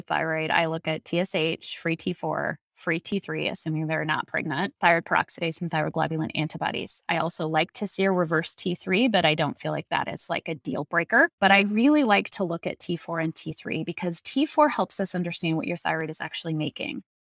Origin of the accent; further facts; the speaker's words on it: Colorado, United States; I grew up in Colorado